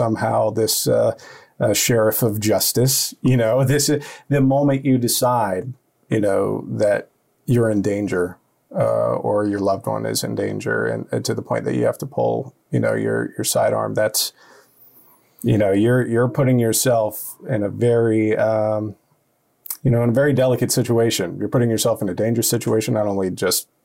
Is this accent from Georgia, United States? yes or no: no; Columbus, Ohio, United States; I'm a Columbus native